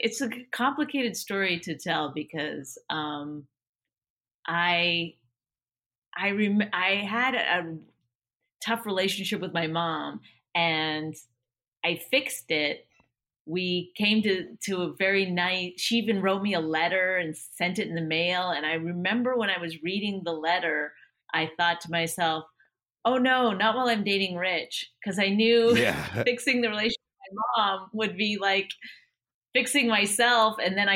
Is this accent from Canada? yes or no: yes; Canada; I'm Canadian